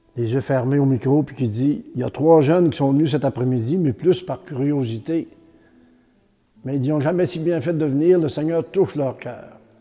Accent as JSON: {"language": "French", "area": "Beauce", "region": "Quebec", "country": "Canada", "tie": "born or raised there", "said": "Mon enfance dans la Beauce, c'était euh, ça très bien. J'ai été élevé sur une ferme"}